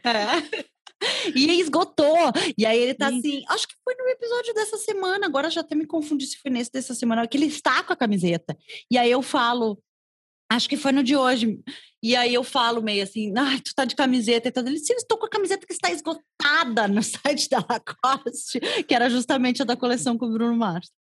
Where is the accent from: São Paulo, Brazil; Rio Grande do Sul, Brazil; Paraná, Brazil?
Rio Grande do Sul, Brazil; Porto Alegre; also born or lived in Cruz Alta, Brazil; sou gaúcha de Cruz Alta, aqui ah. no interior do Rio Grande do Sul